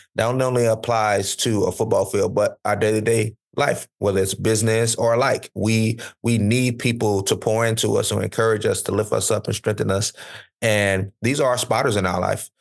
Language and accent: English; Florida, United States; where I grew up in Florida